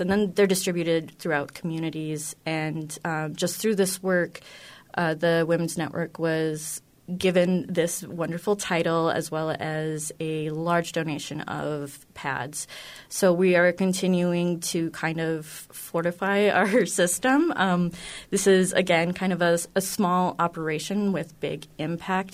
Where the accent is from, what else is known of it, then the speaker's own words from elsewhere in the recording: North Dakota, United States; I grew up in North Dakota